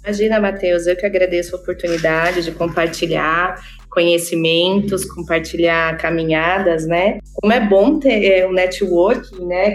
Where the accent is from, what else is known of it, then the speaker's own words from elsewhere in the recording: Campinas, São Paulo, Brazil; eu sou originalmente de Campinas